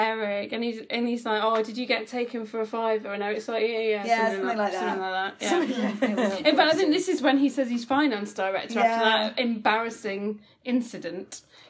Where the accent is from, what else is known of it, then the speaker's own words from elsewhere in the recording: England, United Kingdom; I am so English.